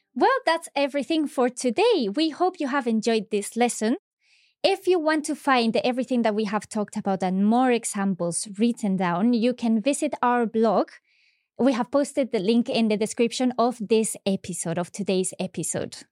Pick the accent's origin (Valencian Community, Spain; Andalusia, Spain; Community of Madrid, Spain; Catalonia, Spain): Andalusia, Spain; Seville; we are both from Spain. I'm from Sevilla